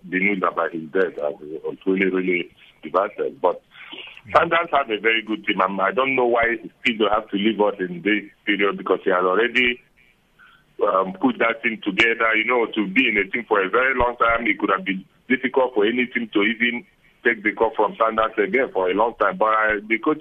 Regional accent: Nigeria; moved away; also born or lived in South Africa; I'm also a South African. I'm a Nigerian

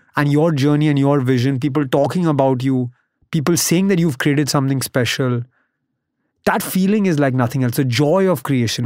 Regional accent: Mumbai, Maharashtra, India; also born or lived in United States; I grew up in Bombay, went to college in the U S.

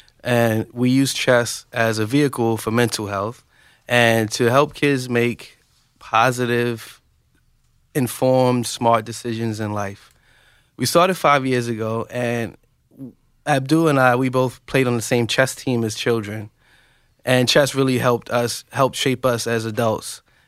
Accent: Bronx, New York, United States; I grew up in the Bronx, New York.

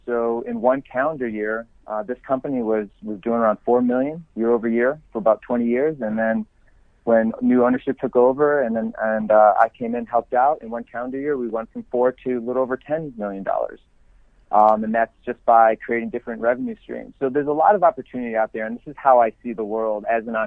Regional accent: Elma, New York, United States; moved away as an adult; also born or lived in Kenmore, New York / Florida / California; born and raised in Western New York. I was born in Kenmore, grew up in Elma

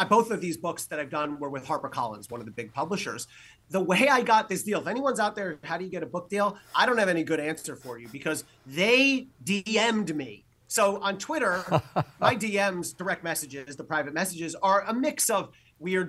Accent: New Jersey, United States; So I am a Jersey kid. I'm from New Jersey.

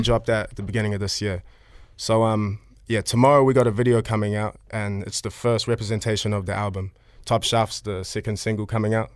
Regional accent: Auckland, New Zealand; I'm from Central Auckland

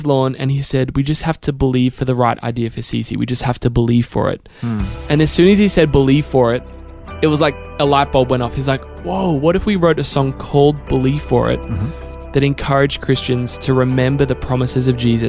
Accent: Australia; And I think I am so grateful for being Australian because we're so unassuming in general and very down to earth.

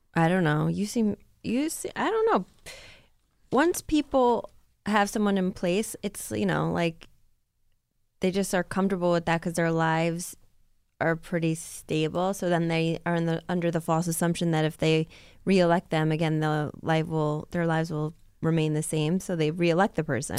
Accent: United States; as a woman and as an American

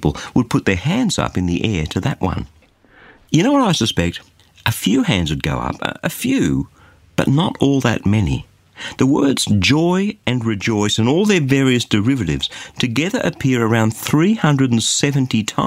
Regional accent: Australia; as an Aussie

